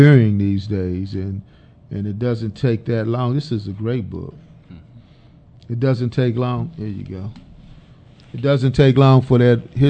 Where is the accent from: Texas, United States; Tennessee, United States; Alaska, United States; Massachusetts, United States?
Texas, United States; Dallas; I'm from Oak Cliff